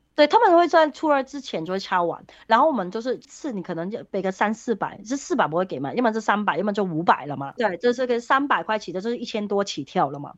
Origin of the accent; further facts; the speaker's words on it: Hong Kong; moved away as an adult; now in Taoyuan, Taiwan; 我在香港结婚之后，我有一年是留在香港的那个时候